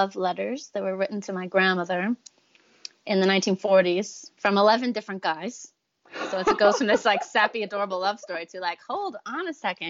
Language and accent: English; Tennessee, United States; I'll speak, and then someone who doesn't know me will be like, wait, where are you from? And I'll be like, Tennessee.